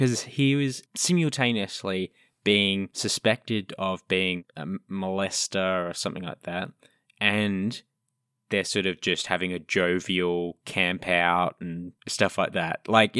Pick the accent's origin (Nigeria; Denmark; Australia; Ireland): Australia; I'm allowed to say it. I'm Australian.